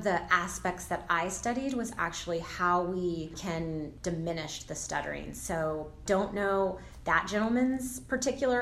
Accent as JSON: {"language": "English", "town": "Sacramento", "region": "California", "country": "United States", "tie": "born or raised there", "moved": "as an adult", "lives_now": "Los Angeles, United States", "said": "I was born and raised in Sacramento, California"}